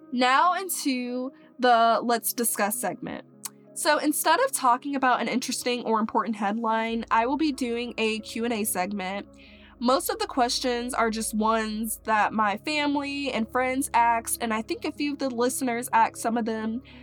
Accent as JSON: {"language": "English", "region": "Mississippi", "country": "United States", "tie": "born there", "also_born_or_lived": "Maryland / Crestview, Florida / Texas / Tallahassee, Florida", "lives_now": "Gainesville, United States", "said": "but I was born in Mississippi and then we moved to uh, Maryland and then we moved to Crestview, Florida. Then we moved to Texas and then we moved to Tallahassee, Florida."}